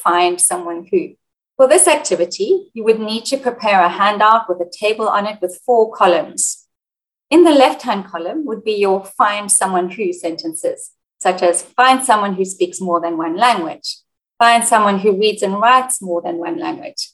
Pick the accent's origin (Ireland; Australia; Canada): Australia; Sydney, New South Wales; also born or lived in South Africa / Egypt / United Kingdom; I'm a teacher and researcher from Sydney, Australia, but I've worked as a language teacher in South Africa, Egypt, and the United Kingdom